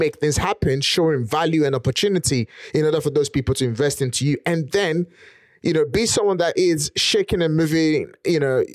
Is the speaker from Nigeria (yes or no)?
yes; Nigeria; moved away as an adult; now in United Kingdom; I'm an immigrant from Nigeria, originally born and raised in Nigeria. I've lived in the UK for 18 years